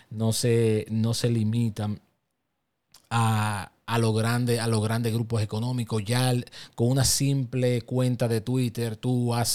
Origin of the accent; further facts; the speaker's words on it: Dominican Republic; día todos vivimos aquí, todos pertenecemos a la República Dominicana, todos somos dominicanos